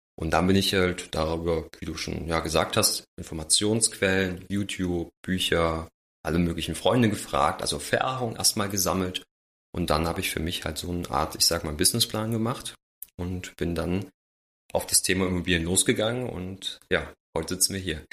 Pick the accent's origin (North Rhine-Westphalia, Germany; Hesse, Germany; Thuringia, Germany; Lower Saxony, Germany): Thuringia, Germany; Jena; moved away; ich komme ursprünglich aus Jena, äh, bei meinen Eltern